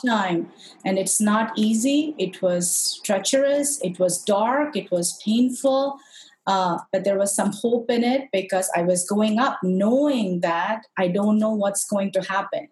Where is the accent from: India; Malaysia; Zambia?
India; Madurai, Tamil Nadu; moved away; I'm originally from India, uh, very specifically south of India, from a city called Madurai, which is very, very famous for a really old, old temple called the Meenakshi Temple